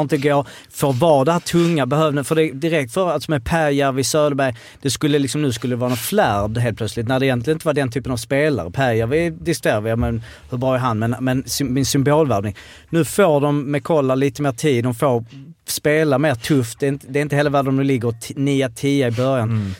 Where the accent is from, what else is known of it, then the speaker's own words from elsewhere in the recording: Malmö, Skåne, Sweden; vi är ändå från Malmö